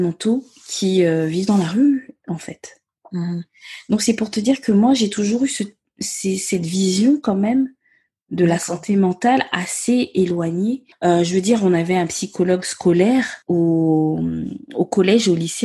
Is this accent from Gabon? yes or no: yes; Gabon; first language Myene; French is a second language; moved away as an adult; now in France; je suis née et j'ai grandi au Gabon. Euh, je suis venue m'installer en France à mes dix-huit ans pour mes études supérieures